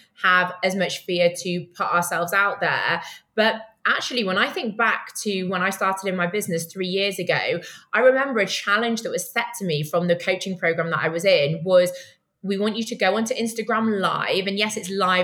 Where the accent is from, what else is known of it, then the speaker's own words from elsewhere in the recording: United Kingdom; now in Tel Aviv, Israel; I'm a Brit